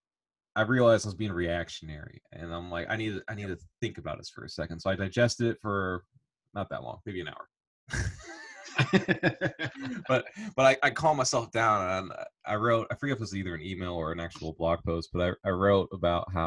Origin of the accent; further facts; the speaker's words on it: Illinois, United States; moved away; also born or lived in Indiana / Southern Alabama; I grew up in Illinois, and sports are very dominant there